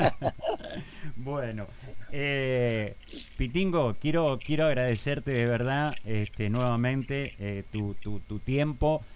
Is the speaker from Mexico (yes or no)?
no; Argentina; also born or lived in Spain; obviamente soy argentino hasta la médula, pero creo que mi segunda casa es España porque, bueno, la verdad viví, ocho años de mi vida